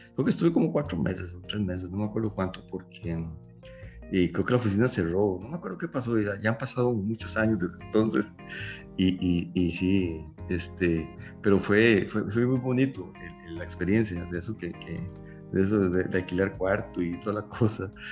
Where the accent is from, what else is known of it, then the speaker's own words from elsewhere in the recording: Costa Rica; Eso que a nosotros nos siembra en la Costa Rica, de que, o sea, y ese cariño por no solo por nuestra universidad, sino por nuestro país